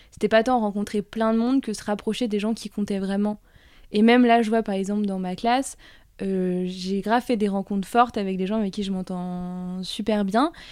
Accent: Toulouse, Occitania, France

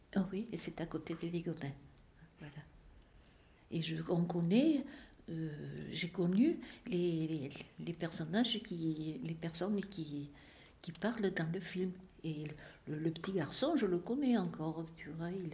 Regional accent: Marcillac-Vallon, Occitania, France; moved away as an adult; also born or lived in Lugagnac / Ligonin (Aveyron); Je suis née à Marciac, euh, d'une famille de cinq enfants

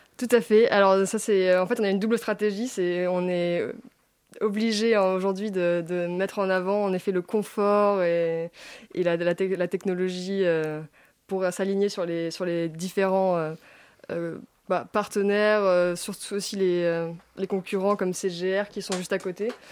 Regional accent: La Rochelle, Nouvelle-Aquitaine, France; ma ville, La Rochelle, je viens de La Rochelle

